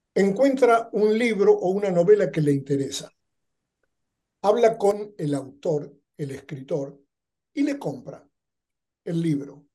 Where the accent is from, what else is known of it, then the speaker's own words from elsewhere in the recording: Argentina; moved away as an adult; now in Los Angeles, United States; Yo soy original de Argentina